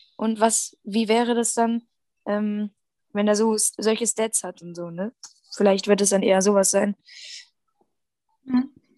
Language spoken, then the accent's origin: German; Germany; bei uns in Deutschland